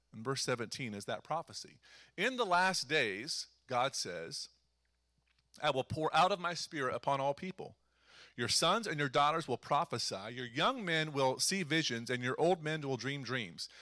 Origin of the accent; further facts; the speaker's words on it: Eastern Ohio, United States; I'm from Eastern Ohio